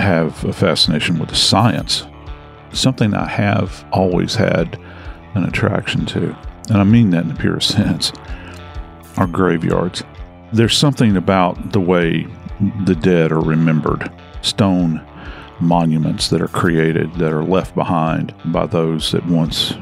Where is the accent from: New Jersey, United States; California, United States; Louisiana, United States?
Louisiana, United States; New Orleans; I'm from New Orleans. We're famous for our graveyards down home.